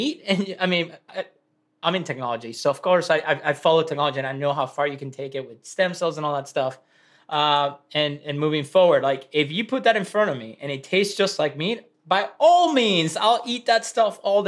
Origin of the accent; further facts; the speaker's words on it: Venezuela; now in United States; my dad had a ranch in Venezuela where I grew up.